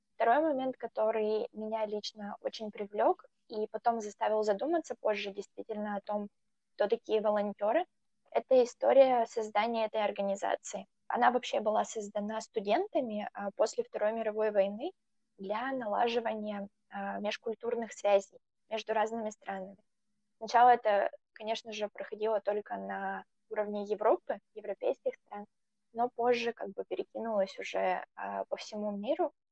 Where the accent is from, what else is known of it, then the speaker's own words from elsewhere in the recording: Russia; Я была, наверное, почти одна такая так далеко из России